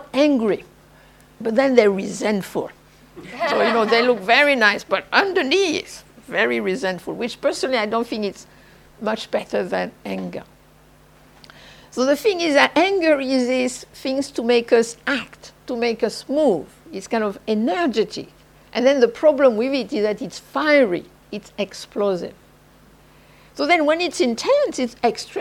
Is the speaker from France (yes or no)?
yes; southern France, France; moved away; I am French from the South